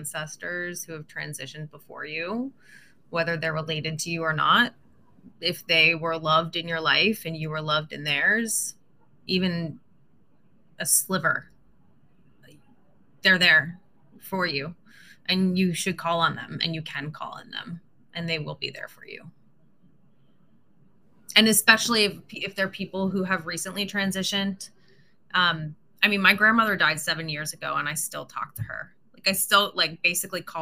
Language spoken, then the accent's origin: English; Pittsburgh, Pennsylvania, United States; I'm from Pittsburgh